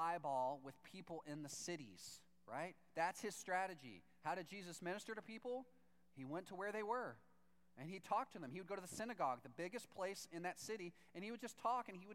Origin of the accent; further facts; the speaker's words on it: Texas, United States; moved away; I'm from Texas